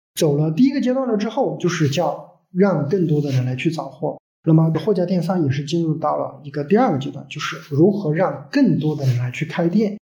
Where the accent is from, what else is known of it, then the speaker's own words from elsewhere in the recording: Sichuan, China; also born or lived in Hangzhou / Guangzhou; 因为我是四川人